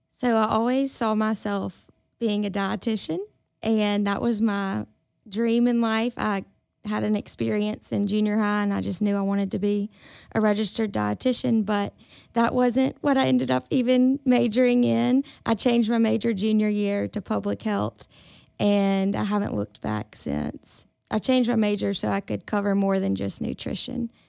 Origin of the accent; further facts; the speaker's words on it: Indianola, Mississippi, United States; moved away as an adult; also born or lived in Tuscaloosa, Alabama; I grew up in Indianola, Mississippi.